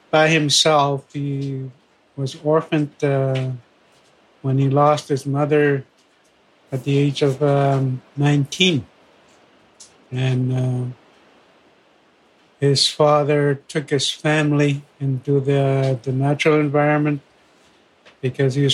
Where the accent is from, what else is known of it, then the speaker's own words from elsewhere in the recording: Fort Albany First Nation, Ontario, Canada; I am from Fort Albany First Nation and uh, describe the, the locale a little bit. If you are starting from Toronto and you go north on Highway 11, first, and then 11 past North Bay to Timmins